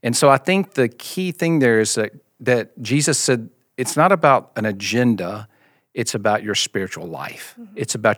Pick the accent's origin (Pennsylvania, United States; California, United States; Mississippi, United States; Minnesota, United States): Mississippi, United States; now in Austin, United States; So grew up in the Deep South in Mississippi, as you can tell by the accent. I still have a little bit of that accent. My wife Jennifer and I just moved to Austin, Texas 6 months ago.